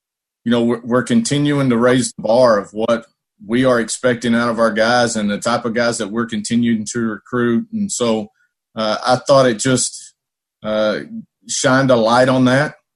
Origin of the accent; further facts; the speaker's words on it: Dallas, Texas, United States; now in Tulsa, United States; I was born right there in Dallas.